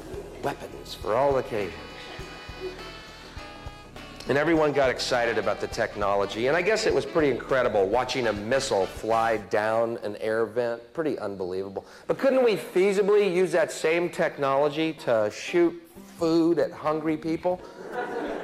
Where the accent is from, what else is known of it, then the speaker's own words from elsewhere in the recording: United States; I'm from the States